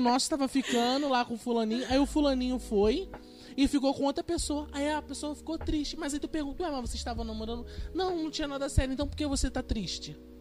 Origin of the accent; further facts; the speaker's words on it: Rio de Janeiro, Brazil; a gente é carioca